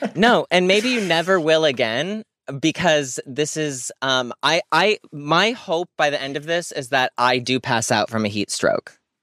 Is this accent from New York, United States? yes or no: no; Scranton, Pennsylvania, United States; moved away; I'm from Scranton